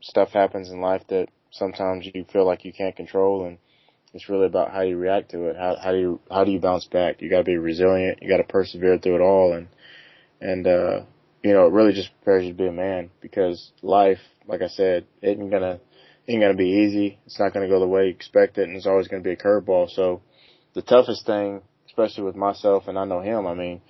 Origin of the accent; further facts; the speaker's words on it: Arkansas, United States; moved away as an adult; That was my home state